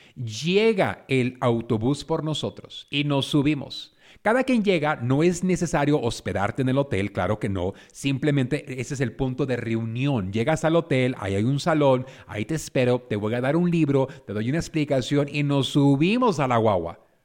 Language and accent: Spanish; San Pedro, California, United States; Yo crecí en San Pedro, California